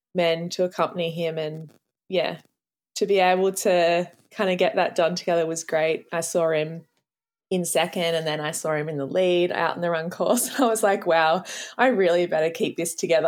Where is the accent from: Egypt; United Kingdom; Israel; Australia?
Australia; as an Australian